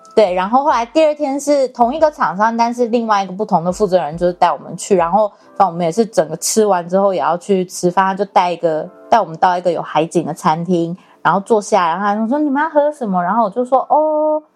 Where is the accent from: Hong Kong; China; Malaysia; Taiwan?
Taiwan; 那个计程车司机就问我们说：“你们哪里来的？”然后我们说：“我们台湾。”然后他说：“哦，台湾来的。”